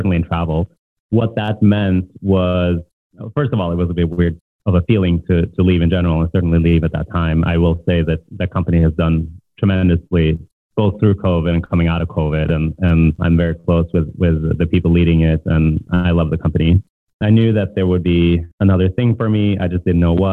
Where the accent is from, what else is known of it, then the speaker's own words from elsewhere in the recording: Norway; English is a second language; moved away as an adult; also born or lived in Boston; now in Brooklyn, United States; I grew up in Norway, came here for college, for work